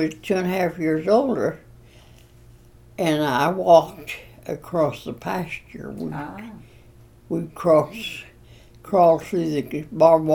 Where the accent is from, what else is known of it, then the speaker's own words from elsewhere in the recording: Beaver County, Oklahoma Panhandle, United States; also born or lived in Texas / Arkansas / Siloam Springs, Arkansas / Grand Lake, Oklahoma; now in Parsons, Kansas, United States; I was born on June the 3rd, 1916, at La Camp, Oklahoma